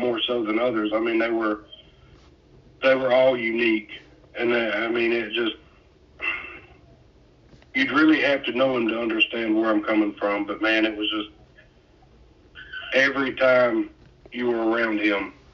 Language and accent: English; Brilliant, Alabama, United States; We're both from Brilliant. It's a small town